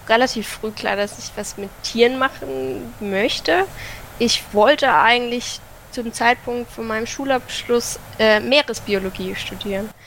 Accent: Southern Germany, Germany; also ich komme ja ursprünglich aus Deutschland, aus Süddeutschland, aber auch bei uns in der Gegend gibt es kaum was für, für Wildtiere

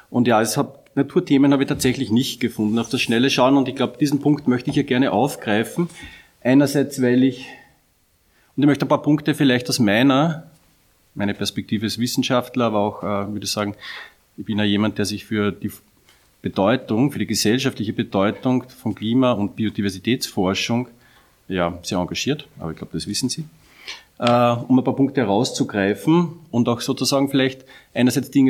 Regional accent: Upper Austria, Austria; Ich bin ja selber Oberösterreicher

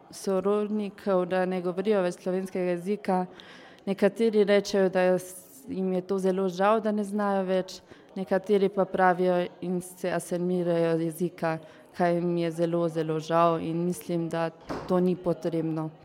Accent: Klagenfurt, Carinthia, Austria; prihajam iz Celovca.

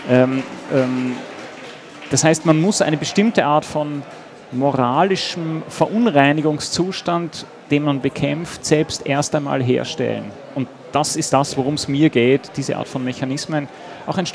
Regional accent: Austria; Außerdem fand ich als Österreicher das Wort Ausländler einfach hinreißend.

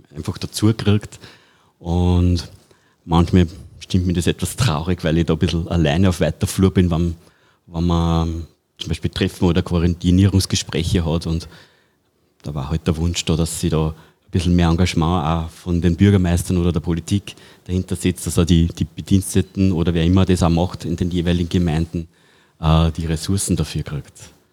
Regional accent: Pettenbach, Upper Austria, Austria; bei uns in Bedenbach

